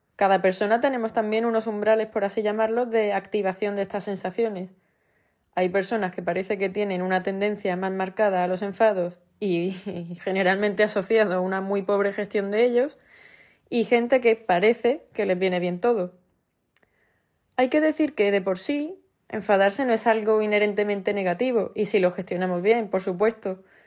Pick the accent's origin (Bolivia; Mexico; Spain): Spain; Andalusia; en Andalucía, que es de donde soy